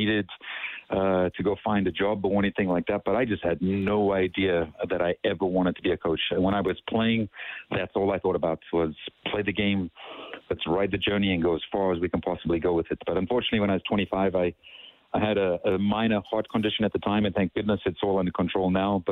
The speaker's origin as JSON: {"language": "English", "town": "Durban", "region": "KwaZulu-Natal", "country": "South Africa", "tie": "born or raised there", "also_born_or_lived": "United States", "moved": "yes", "lives_now": "Edmonton, Canada", "said": "I grew up in Durban in South Africa"}